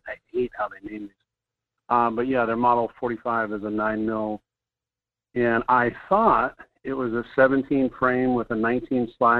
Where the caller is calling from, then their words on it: Fairbanks, Alaska, United States; from Fairbanks.